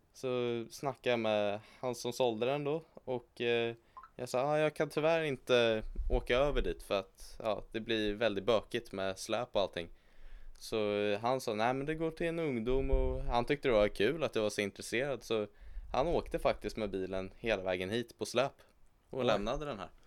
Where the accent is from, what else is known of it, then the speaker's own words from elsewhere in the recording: Sweden; jag är född här i Sverige